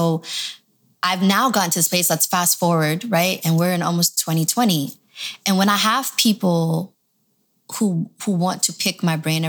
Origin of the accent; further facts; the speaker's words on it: Toronto, Ontario, Canada; also born or lived in Michigan; now in Los Angeles, United States; I grew up in Toronto. So I've been all over, but I ended up in LA.